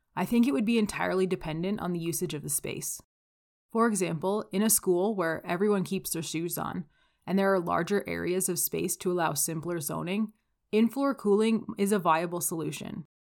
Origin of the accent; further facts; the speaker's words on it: Calgary, Alberta, Canada; I'm from Calgary, Alberta